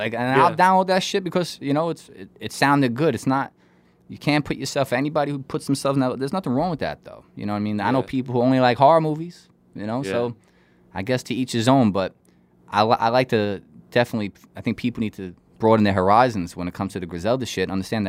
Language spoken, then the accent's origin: English; New York, United States; Listen, I'm from Long Island, so